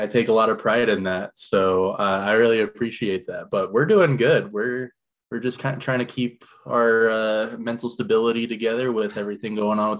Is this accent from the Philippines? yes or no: no; Utah, United States; also born or lived in Florida; I grew up in Utah and then moved to Florida and then back to Utah again.